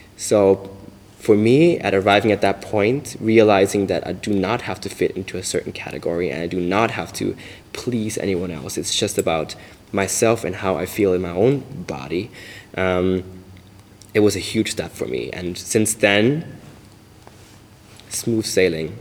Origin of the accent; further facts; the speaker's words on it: Bavaria, Germany; now in Berlin, Germany; Growing up in Bavaria, um, I was quite restricted